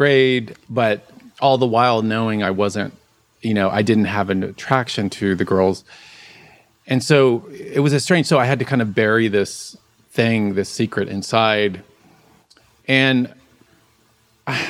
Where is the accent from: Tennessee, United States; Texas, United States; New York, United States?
Texas, United States; Dallas; I grew up in Dallas, Texas